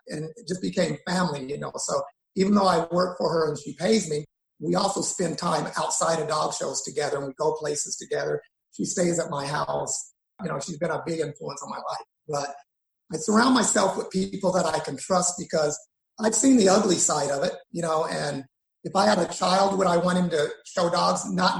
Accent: Shreveport, Louisiana, United States; born there; also born or lived in Texas / Utah; because I was born in Shreveport, lived there, moved to Waco, Texas with my dad, went all over Texas, Houston and everything, and then went from Texas back to Shreveport and then to Utah.

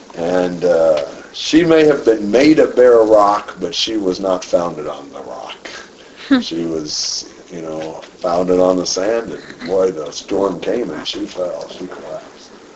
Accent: United States; me being American

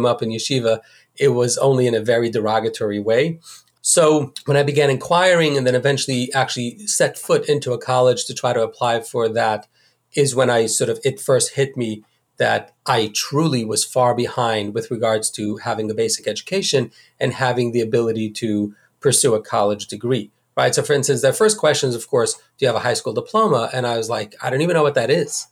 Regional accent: New York City, New York, United States; I grew up in the Hasidic community of Borough Park

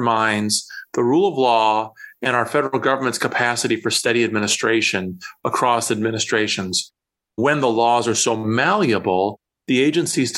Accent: Iowa, United States; from my home state of Iowa

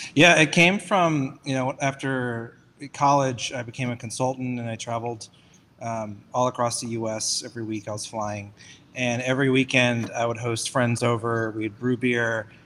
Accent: Atlanta, Georgia, United States; one of the few born and raised Atlantans

